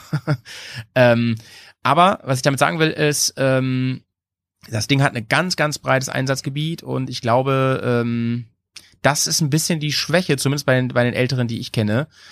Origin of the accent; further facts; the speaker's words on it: near Hanover, Lower Saxony, Germany; now in Bremen, Germany; in meiner alten Heimat, ne, wo ich herkomme, in der Nähe von Hannover